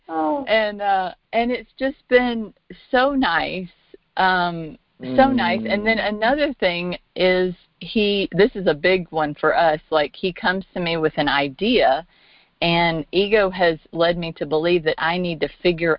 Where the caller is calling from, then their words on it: Arkansas, United States; I'm actually in Arkansas.